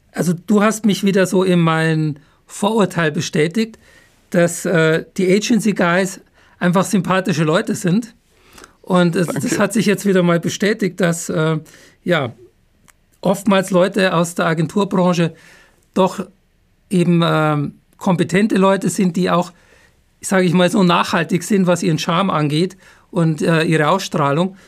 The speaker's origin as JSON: {"language": "German", "region": "Upper Bavaria", "country": "Germany", "tie": "born or raised there", "moved": "yes", "lives_now": "Heidelberg, Germany", "said": "dann Grüße in meine Heimat, weil ich bin ja Bayer. Zwar kein Jawohl. Franke, aber Oberbayer."}